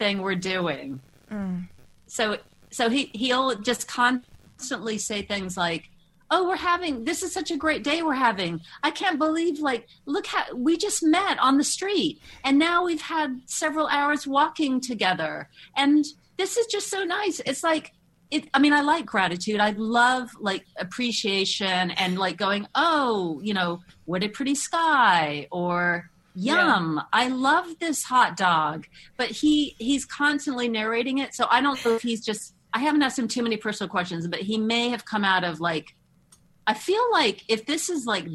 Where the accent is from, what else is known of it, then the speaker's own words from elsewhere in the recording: Moscow, Russia; moved away; growing up in Moscow